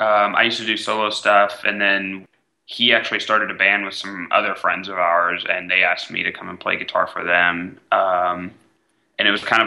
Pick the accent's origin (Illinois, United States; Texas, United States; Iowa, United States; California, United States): Texas, United States; East; moved away as an adult; now in Nashville, United States; All of our best friends growing up in East Texas are in metal bands